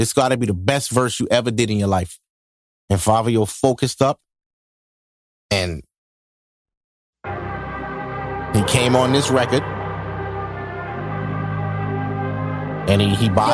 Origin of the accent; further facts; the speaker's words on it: New York City, New York, United States; I'm from Brooklyn